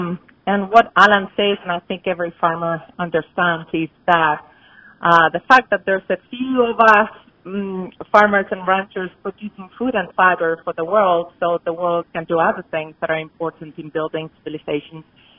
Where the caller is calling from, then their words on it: Boulder, Colorado, United States; I'm calling in from Boulder, Colorado